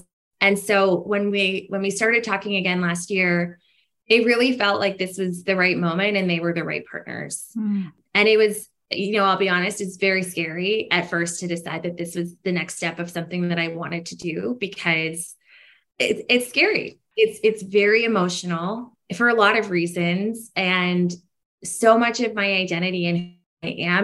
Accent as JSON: {"language": "English", "country": "Canada", "said": "I'm a Canadian founder. We're based in Canada."}